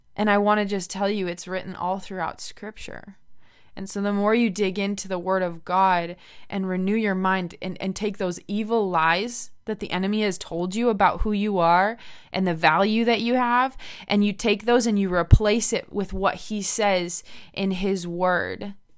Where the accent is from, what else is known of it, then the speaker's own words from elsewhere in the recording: United States; moved away as an adult; now in Medicine Hat, Canada; I'm originally American